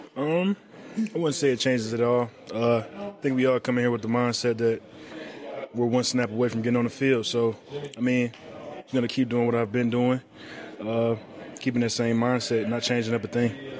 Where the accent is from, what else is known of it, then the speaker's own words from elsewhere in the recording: Detroit, Michigan, United States; I'm from Detroit, Michigan.